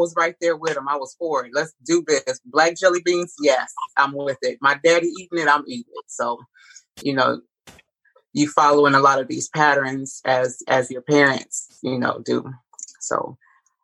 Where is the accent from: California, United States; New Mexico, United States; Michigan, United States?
Michigan, United States; Detroit; I'm a native Detroiter. I was born and raised in Detroit, Michigan